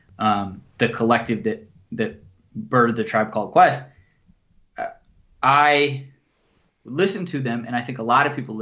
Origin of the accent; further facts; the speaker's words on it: Buffalo, New York, United States; I was from Buffalo, New York, so I'm not really from a place that has its roots deep in the hip hop scene at all